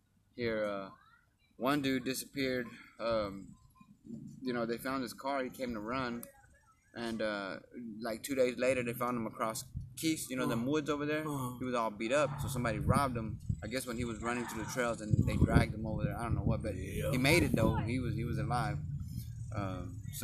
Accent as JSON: {"language": "English", "town": "Dallas", "region": "Texas", "country": "United States", "tie": "born or raised there", "said": "I'm from Oak Cliff. We grew up in Oak Cliff."}